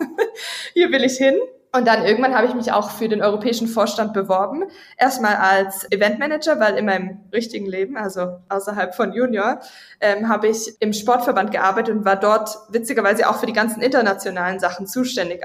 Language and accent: German; Villingen-Schwenningen, Baden-Württemberg, Germany; moved away as an adult; bin ich im Süden Deutschland aufgewachsen, Villingen, Schwenningen